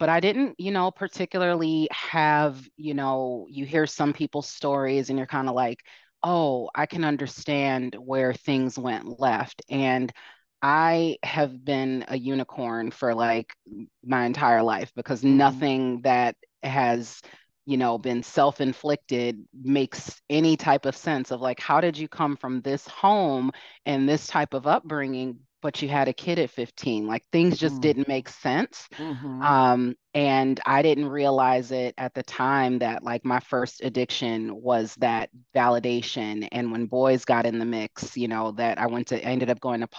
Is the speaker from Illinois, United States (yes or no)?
yes; south suburbs of Chicago, Illinois, United States; also born or lived in Merrillville, Indiana; I grew up, south suburbs of Chicago